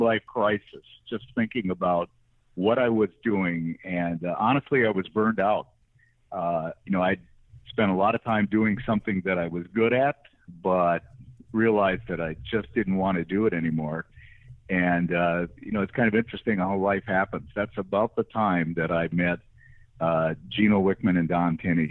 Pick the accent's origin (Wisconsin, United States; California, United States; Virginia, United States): Wisconsin, United States; also born or lived in Netherlands; I grew up in Wisconsin.